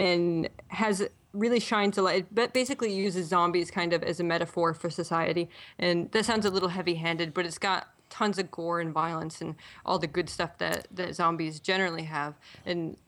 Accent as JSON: {"language": "English", "town": "Buffalo", "region": "New York", "country": "United States", "also_born_or_lived": "Toronto, Canada", "moved": "as an adult", "lives_now": "Halifax, Canada", "said": "I'm actually from the Buffalo area in New York State. But I married a Canadian. I moved up to Toronto. And then now I live in Halifax"}